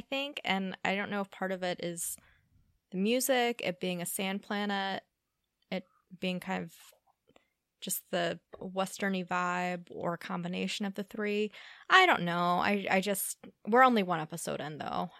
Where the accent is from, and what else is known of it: Louisiana, United States; born or raised there